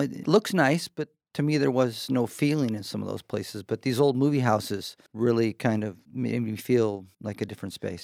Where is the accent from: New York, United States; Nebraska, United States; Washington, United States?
Washington, United States; Seattle east side; also born or lived in Chicago; My parents moved out here. My dad got a job with Boeing. Lived on the east side